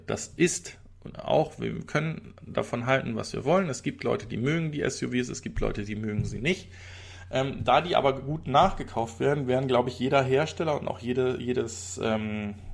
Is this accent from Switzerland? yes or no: yes; Switzerland; ist doch ein Trinkgeld äh, und keine Buße, sage ich als Schweizer.